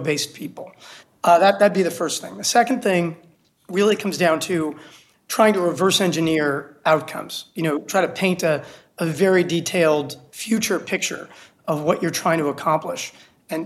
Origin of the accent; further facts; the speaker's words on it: New York City, New York, United States; moved away as an adult; also born or lived in Washington, D.C. / Virginia; now in Miami, United States; I'm from New York City, only child, born in Brooklyn, grew up on the Lower East Side of Manhattan